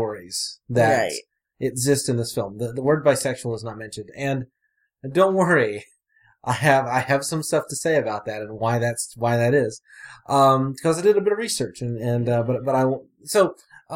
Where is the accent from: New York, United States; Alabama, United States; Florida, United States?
Alabama, United States; I grew up in Alabama